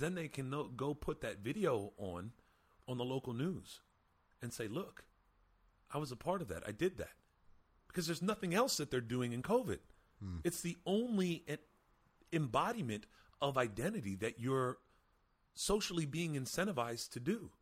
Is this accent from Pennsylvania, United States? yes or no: yes; Lebanon, Pennsylvania, United States; my small hometown of 25,000 people in Lebanon, Pennsylvania